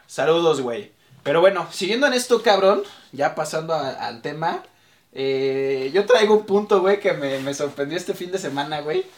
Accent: Mexico City, Mexico; soy orgullosamente mexicano

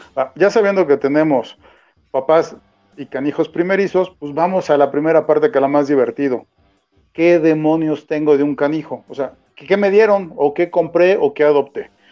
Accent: Mexico; como buen mexicano

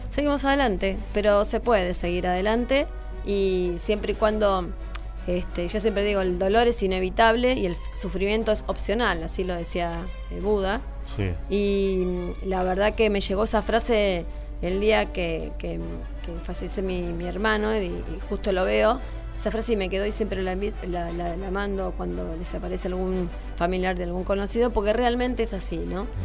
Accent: Mar del Plata, Buenos Aires Province, Argentina; born there; nací y en Mar del Plata y siempre me gustó esta ciudad, no, nunca pensé en, ir a, trabajar a otro lado

